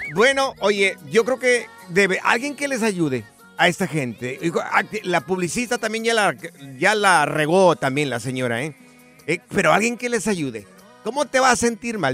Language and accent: Spanish; Mexico; soy de México